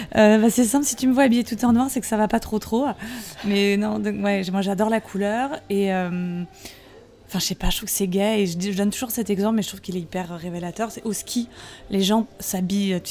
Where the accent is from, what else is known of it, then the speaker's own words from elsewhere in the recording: Saint-Cloud, Île-de-France, France; les Parisiens diraient que je viens pas de Paris, parce que j'ai longtemps vécu dans le 92, à côté de Saint-Cloud